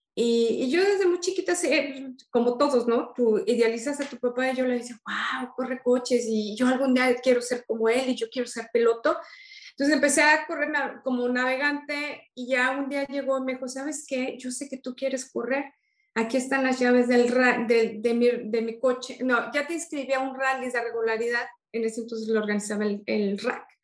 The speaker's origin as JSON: {"language": "Spanish", "country": "Mexico", "said": "soy la primera mexicana"}